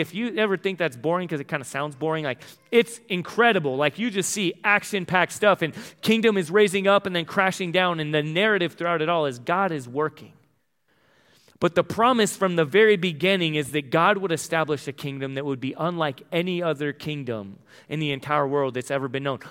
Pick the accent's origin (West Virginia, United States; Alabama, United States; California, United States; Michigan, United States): California, United States; El Cajon; moved away; I'm from El Cajon, San Diego, the box